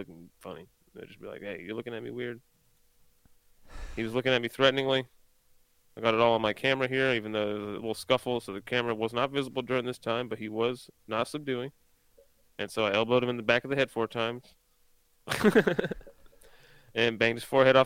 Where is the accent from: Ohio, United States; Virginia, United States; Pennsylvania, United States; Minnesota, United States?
Pennsylvania, United States; now in South Carolina, United States; I'm from Pennsylvania, but I live in South Carolina